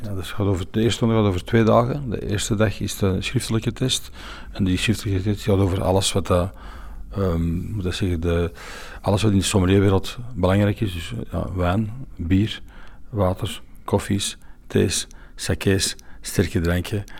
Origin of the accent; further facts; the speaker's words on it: Belgium; wij zijn Belgen